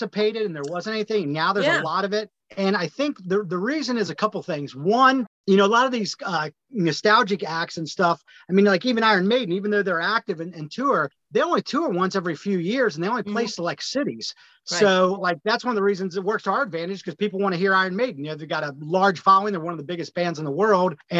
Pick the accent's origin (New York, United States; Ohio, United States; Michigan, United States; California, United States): Ohio, United States; Cincinnati; moved away as an adult; now in Nashville, United States; I'm from Cincinnati, Ohio, but I've been in Nashville almost 14 years.